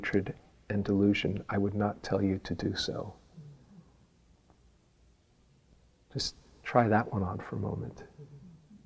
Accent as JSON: {"language": "English", "town": "New York City", "region": "New York", "country": "United States", "said": "I was from Queens"}